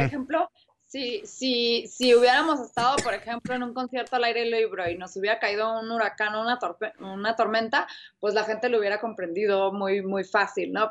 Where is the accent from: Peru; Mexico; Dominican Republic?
Mexico